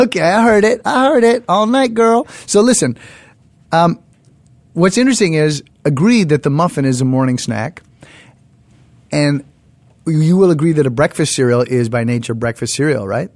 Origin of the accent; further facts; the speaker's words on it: Canada; moved away; In our household, growing up in Canada